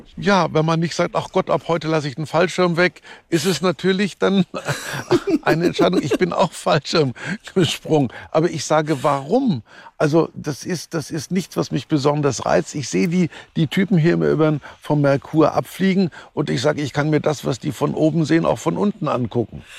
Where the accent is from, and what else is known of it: Kulmbach, Bavaria, Germany; born or raised there